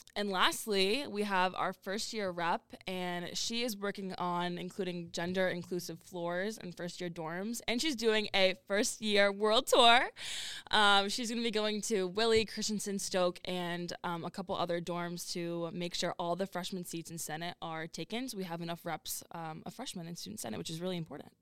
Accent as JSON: {"language": "English", "region": "Massachusetts", "country": "United States", "moved": "as an adult", "said": "I'm from Mass"}